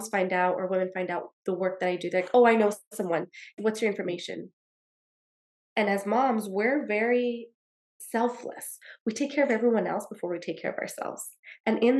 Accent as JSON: {"language": "English", "town": "El Paso", "region": "Texas", "country": "United States", "said": "That's where I'm from. I'm from El Paso, Texas"}